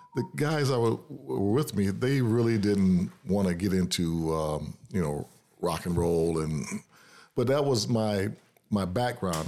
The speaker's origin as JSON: {"language": "English", "town": "Detroit", "region": "Michigan", "country": "United States", "tie": "born or raised there", "lives_now": "Lansing, United States", "said": "I was born and raised in Detroit"}